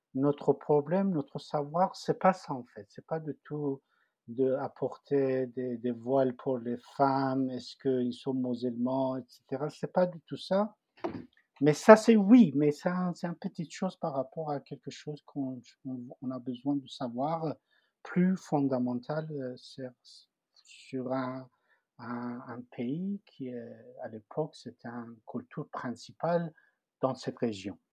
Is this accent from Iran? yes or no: yes; Tehran, Tehran Province, Iran; French is a second language; moved away as an adult; also born or lived in Paris, France; now in France; Je viens de Téhéran, la capitale d'Iran